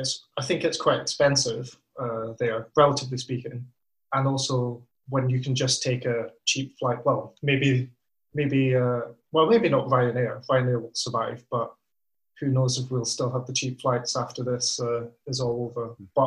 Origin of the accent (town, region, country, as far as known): Bathgate, Scotland, United Kingdom; born or raised there